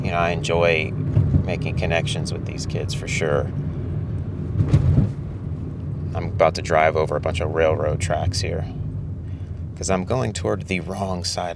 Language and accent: English; United States; a middle-class person like myself growing up in the United States